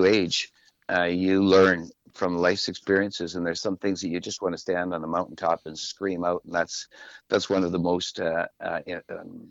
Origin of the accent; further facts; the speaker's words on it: Saskatchewan, Canada; first language French; English is a second language; now in Victoria, Canada; I'm a Saskatchewan boy